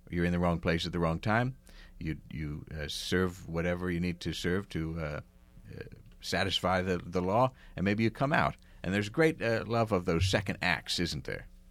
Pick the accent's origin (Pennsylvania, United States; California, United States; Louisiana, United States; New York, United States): Pennsylvania, United States; outside of Philadelphia; I grew up outside of Philadelphia